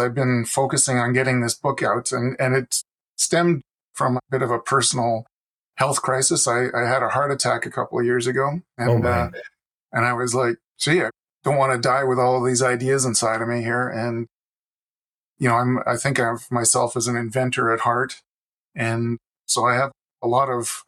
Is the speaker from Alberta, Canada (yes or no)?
yes; Calgary, Alberta, Canada; also born or lived in Quebec; I was born in Quebec and lived on a farm just close to the U.S. border for almost the first 10 years of my life. And then the family moved out west because the economics were better. And I lived in Calgary for about 35 years.